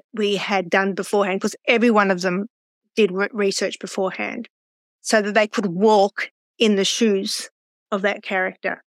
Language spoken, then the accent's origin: English; Australia; I'm from Australia